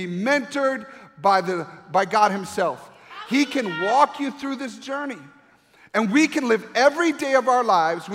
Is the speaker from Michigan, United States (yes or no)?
yes; Grand Rapids, Michigan, United States; moved away as an adult; where I grew up in Grand Rapids, Michigan